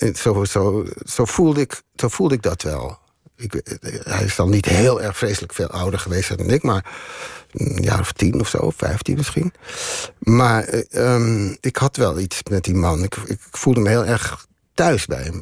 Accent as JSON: {"language": "Dutch", "town": "Amsterdam", "region": "North Holland", "country": "Netherlands", "moved": "as an adult", "lives_now": "Neerkant, Netherlands", "said": "wij komen uit Amsterdam."}